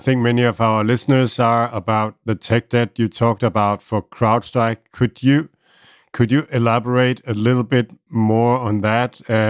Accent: Denmark; I'm from Denmark and I live in a city called Aarhus in Denmark.

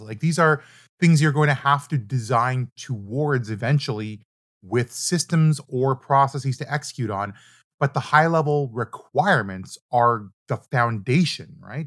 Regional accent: Canada; also born or lived in Toronto; I'm Canadian, we use Celsius

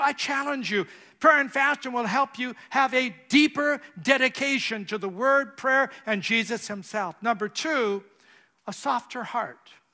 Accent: California, United States; moved away as an adult; I'm from California

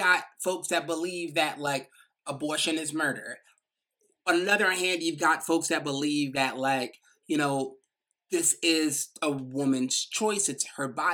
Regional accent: New York, United States; accent: little New York accent; I might have this little New York accent

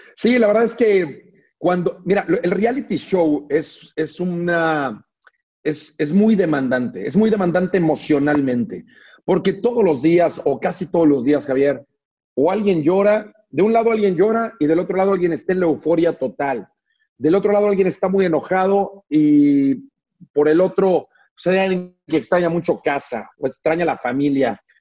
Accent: Mexico City, Mexico; also born or lived in Liverpool, England; somos una familia de la Ciudad de México

